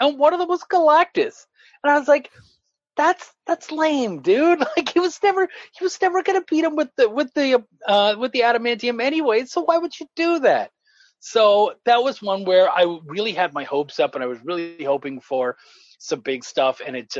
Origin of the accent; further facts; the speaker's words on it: Canada; moved away; I am a short, hairy Canadian. Like, I'm originally from Canada, moved down here